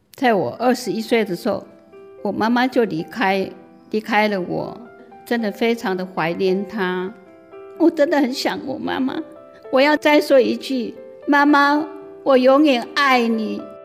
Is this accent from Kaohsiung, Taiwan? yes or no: no; Wufeng, Hsinchu County, Taiwan; moved away as an adult; also born or lived in Xinfeng, Hsinchu County; 出生地是新竹县五峰乡，沿住闽，在下属，我七岁的时候父亲就不在了，母亲就把我们五位兄弟姐妹抚养长大